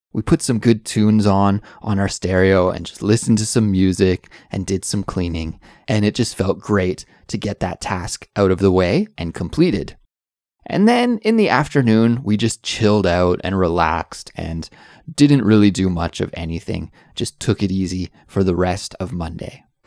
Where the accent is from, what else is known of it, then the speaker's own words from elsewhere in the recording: Canada; now in South Korea; I'm an English teacher who is originally from Canada, but now I live in South Korea with my little family